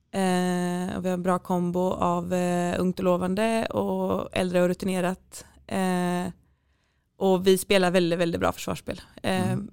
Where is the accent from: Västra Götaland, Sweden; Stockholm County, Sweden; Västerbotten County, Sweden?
Västra Götaland, Sweden; Gothenburg; moved away as an adult; also born or lived in Norway; så bestämde jag mig för att söka högskolan här hemma i Göteborg